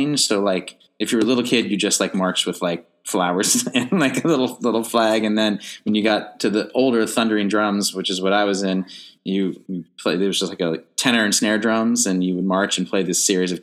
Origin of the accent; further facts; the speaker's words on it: Fairfax, Virginia, United States; moved away as an adult; also born or lived in North Carolina; now in New York, United States; I grew up outside of DC in Fairfax, Virginia